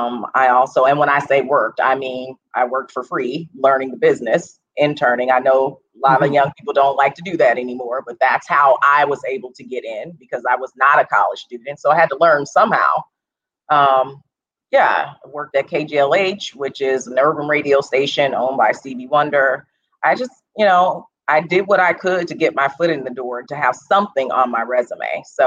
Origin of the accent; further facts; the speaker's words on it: Los Angeles, California, United States; also born or lived in St. Louis, Missouri; Well, I grew up in Los Angeles. I was born in St. Louis, but raised in Los Angeles, California.